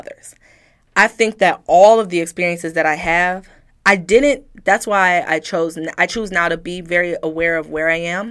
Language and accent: English; Detroit, Michigan, United States; I'm from Detroit